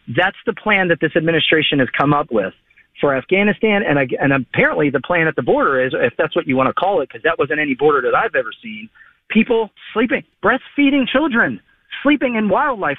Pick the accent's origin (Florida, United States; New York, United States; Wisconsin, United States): Florida, United States; Palm City; I'm from Palm City, Florida